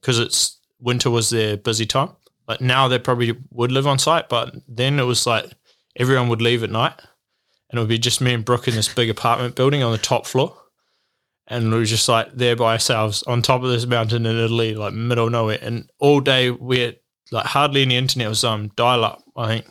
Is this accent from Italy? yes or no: no; New Zealand; moved away as an adult; also born or lived in Australia; as a Kiwi